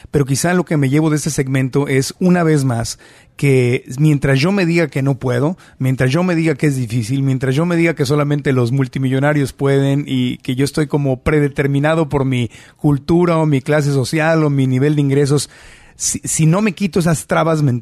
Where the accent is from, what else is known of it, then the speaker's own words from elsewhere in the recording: Mexico; now in United States; En México, por ejemplo, yo que pues, crecí allá, allá en México